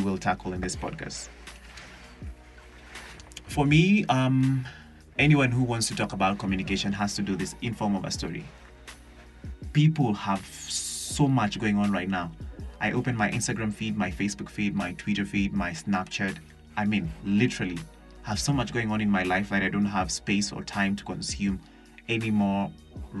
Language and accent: English; Kenya; I'm a Kenyan youth who suffered